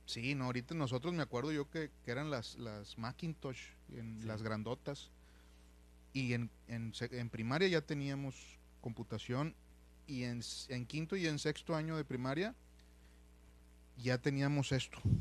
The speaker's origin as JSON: {"language": "Spanish", "town": "San Nicolás de los Garza", "region": "Nuevo León", "country": "Mexico", "tie": "born or raised there", "also_born_or_lived": "Monterrey", "said": "me crié y, nací y crecí en, en San Nicolás de los Garza junto con los Ramones Nuevo León."}